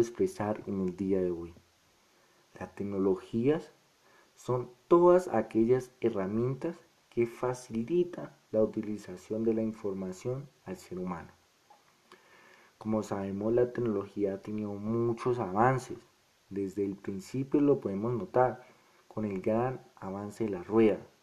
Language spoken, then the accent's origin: Spanish; Colombia; nuestro contexto colombiano